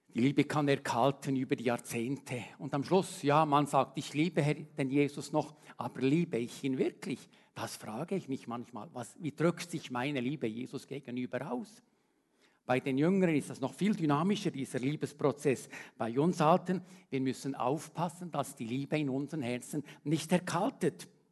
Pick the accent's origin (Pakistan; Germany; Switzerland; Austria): Switzerland; als Schweizer